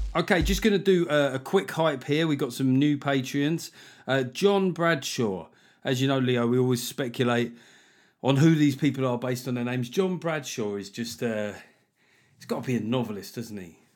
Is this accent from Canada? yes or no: no; United Kingdom; we're British